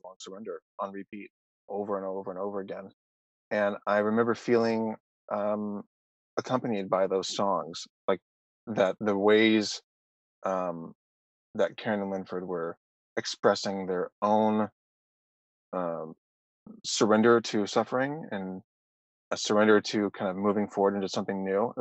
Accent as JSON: {"language": "English", "town": "Nashville", "region": "Tennessee", "country": "United States", "also_born_or_lived": "Knoxville / Arkansas", "moved": "as an adult", "lives_now": "Los Angeles, United States", "said": "I'm from Nashville"}